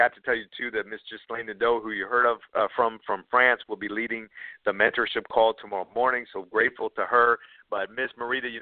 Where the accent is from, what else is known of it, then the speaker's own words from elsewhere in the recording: Minneapolis, Minnesota, United States; I grew up in Minneapolis, Minnesota